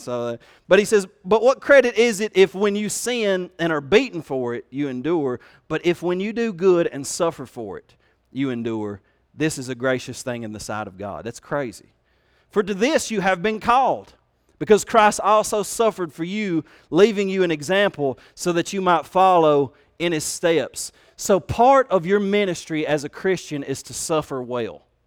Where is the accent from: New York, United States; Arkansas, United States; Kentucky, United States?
Kentucky, United States; They made fun of my accent. They made fun of the fact that I was from Kentucky